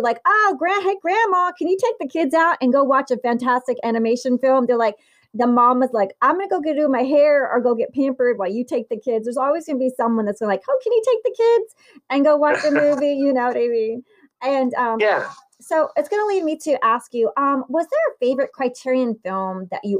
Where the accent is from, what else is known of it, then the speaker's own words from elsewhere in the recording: Southern Italy, Italy; moved away; I was born in Italy, but they have the people from the north and the people from the south. And I, too, like you, am a southerner in Italy.